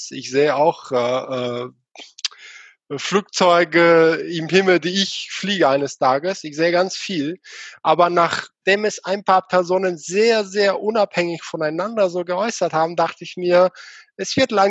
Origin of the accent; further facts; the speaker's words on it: Bulgaria; now in Germany; Erstmal einige wissen schon, ich komme nicht aus Deutschland, sondern aus Bulgarien.